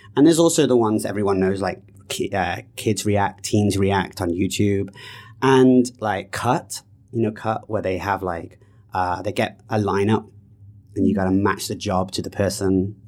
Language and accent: English; United Kingdom; moved away; also born or lived in Canada; I'm British